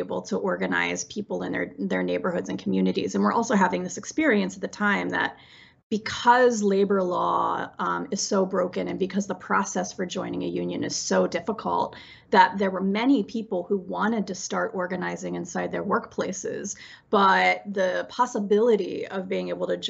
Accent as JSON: {"language": "English", "region": "West Virginia", "country": "United States", "tie": "born or raised there", "said": "I grew up in West Virginia in a family of coal miners"}